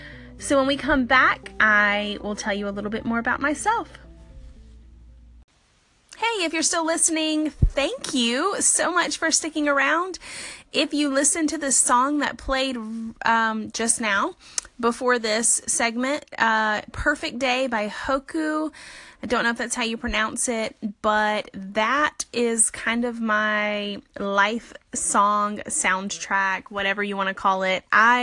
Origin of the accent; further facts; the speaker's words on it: Alabama, United States; now in Birmingham, United States; The first thing is that I was born and raised in South Alabama. I grew up by the beach. I am a Southern girl at heart. I live about 4 hours north now in Birmingham, Alabama.